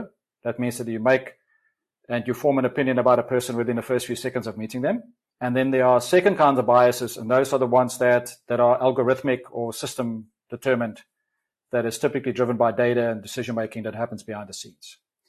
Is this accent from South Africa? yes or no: yes; South Africa; accent: South African; I've got a kind of a convoluted kind of South African come whatever other accent.